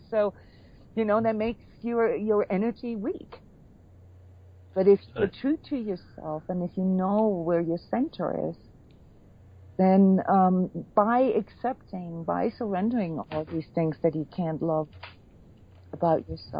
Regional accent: Iceland; born there; You know, like I was born in Iceland, you know, with a Viking heritage

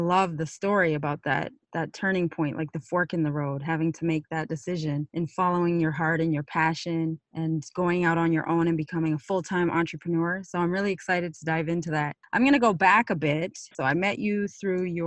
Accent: Canada; moved away as an adult; now in United States; I'm born and raised in Canada, but I now I've lived in the US for 19 years, but I still feel very well connected with my Canadian roots

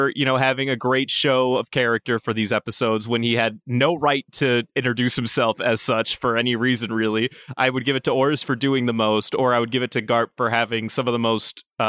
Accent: Germany; English is a second language; I'm from Germany. A credit card here actually isn't the default form of payment as it is in the U.S.

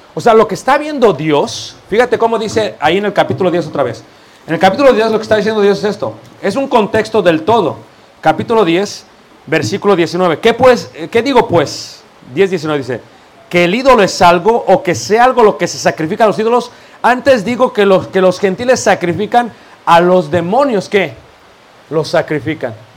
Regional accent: Mexico City, Mexico; Yo soy de Ciudad de México, originario

